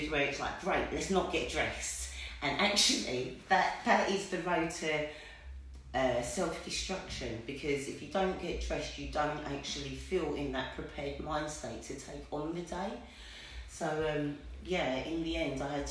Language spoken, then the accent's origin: English; Westcliff-on-Sea, East of England, United Kingdom; I'm from Westcliff-on-Sea